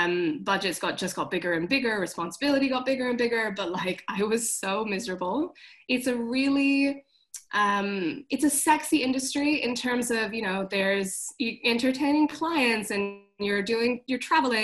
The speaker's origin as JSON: {"language": "English", "country": "Hong Kong", "also_born_or_lived": "London", "moved": "as an adult", "said": "So I went to art school. I moved from Hong Kong to London, which was very scary for my mom."}